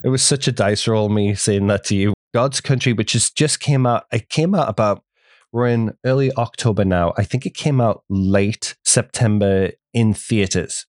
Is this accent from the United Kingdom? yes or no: yes; England, United Kingdom; now in United States; growing up in England